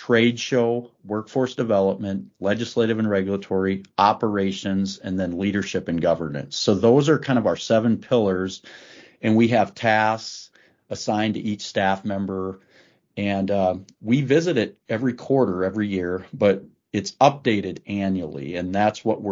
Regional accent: South Dakota, United States; in my home state of South Dakota

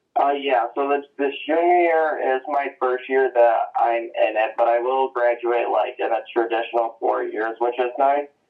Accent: Port Austin, Michigan, United States; I grew up in Port Austin, which is a small tourist town in the top of, tip of the thumb

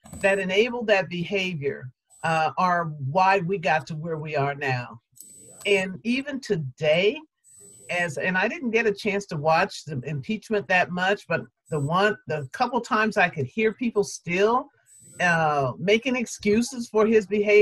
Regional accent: United States; as an American and as a Black American woman

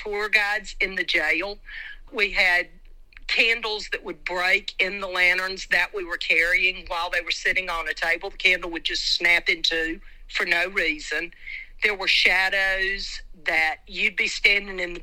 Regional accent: Wilkes County, North Carolina, United States; I grew up in Wilkes County

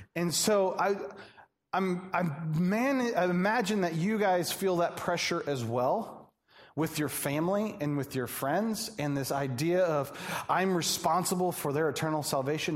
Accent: Atlanta, Georgia, United States; now in Joliet, United States; I'm from Atlanta

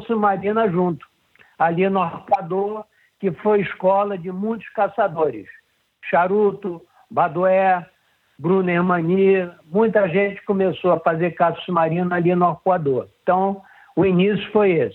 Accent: Rio de Janeiro, Brazil; eu fui nasci e fui criado em Ipanema

